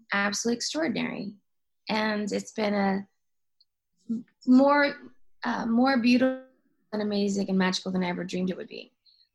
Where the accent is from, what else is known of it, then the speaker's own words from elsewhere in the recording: Oklahoma City, Oklahoma, United States; my hometown in Oklahoma City, where I'm from